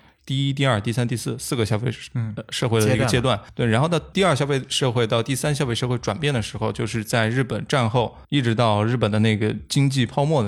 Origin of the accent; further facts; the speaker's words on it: Liaoning, China; 反而是在可能在我们老家，比如说辽宁，